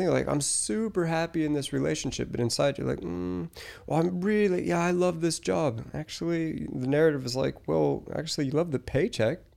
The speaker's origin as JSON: {"language": "English", "region": "Colorado", "country": "United States", "also_born_or_lived": "Australia", "said": "I I moved to Australia. So I'm from Colorado originally. I lived in Australia for 14 years. That's why my accent is a mess."}